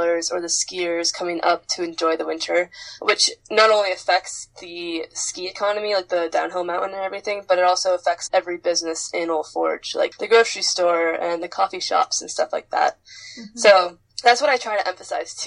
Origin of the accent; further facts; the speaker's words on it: the Adirondacks, New York, United States; also born or lived in Fort Kent, Maine; when I was little and kind of growing up in the Adirondacks